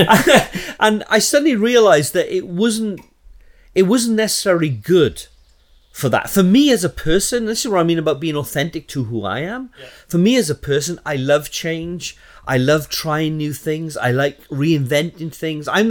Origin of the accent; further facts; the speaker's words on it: Southeast Wales, United Kingdom; moved away as an adult; now in Luton, United Kingdom; I'm originally from Wales, Southeast Wales